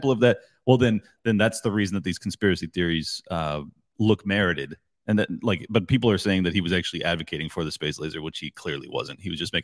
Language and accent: English; San Diego, California, United States; I grew up in San Diego